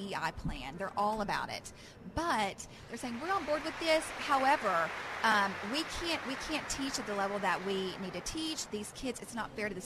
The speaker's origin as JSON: {"language": "English", "town": "Hamburg", "region": "Arkansas", "country": "United States", "said": "I'm from the Delta, really small town, one red light"}